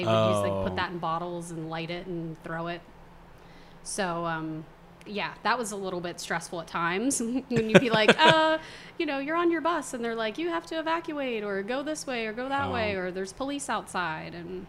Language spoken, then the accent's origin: English; Tyrone, Pennsylvania, United States; also born or lived in State College, Pennsylvania / United Kingdom; now in Pittsburgh, United States; I grew up in Tyrone.